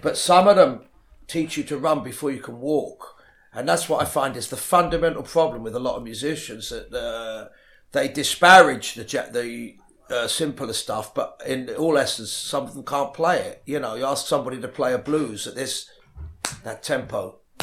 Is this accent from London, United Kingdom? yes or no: yes; London, United Kingdom; also born or lived in Ealing, London; I grew up in Le-, West London originally, La-, Latimer Road